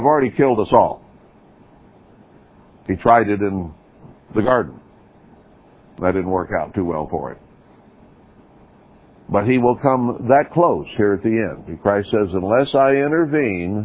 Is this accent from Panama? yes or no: no; United States